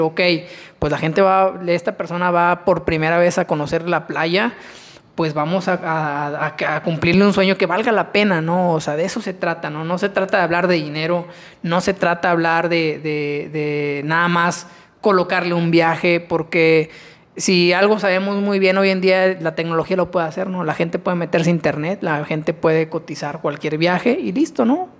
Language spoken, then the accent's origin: Spanish; Mexico; nosotros como mexicanos